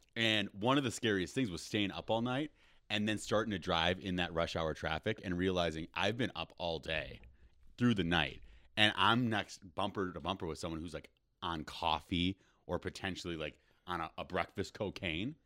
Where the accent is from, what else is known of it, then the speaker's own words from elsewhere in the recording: Rochester, Minnesota, United States; now in Los Angeles, United States; I'm from Rochester, Minnesota